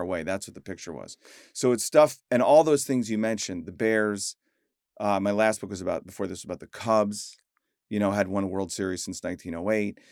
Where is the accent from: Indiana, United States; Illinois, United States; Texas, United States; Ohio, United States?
Illinois, United States; Chicago; I grew up in Chicago